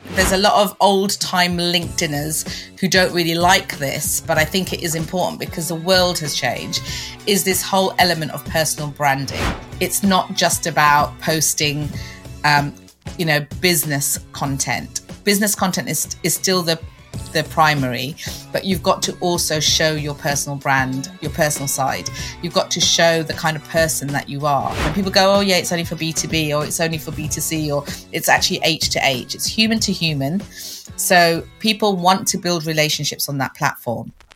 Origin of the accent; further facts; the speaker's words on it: London, United Kingdom; moved away as an adult; also born or lived in Canada; I was born and bred in London as well